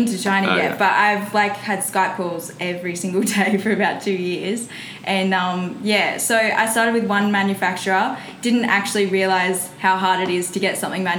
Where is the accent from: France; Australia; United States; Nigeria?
Australia; Gold Coast, Queensland; also born or lived in Newcastle, New South Wales; I grew up on the Gold Coast. I'm originally from Newcastle, down south